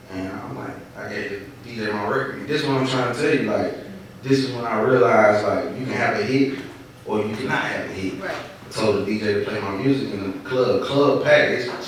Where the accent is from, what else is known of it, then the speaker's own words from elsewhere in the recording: Atlanta, Georgia, United States; born there; I was born in Georgia Baptist.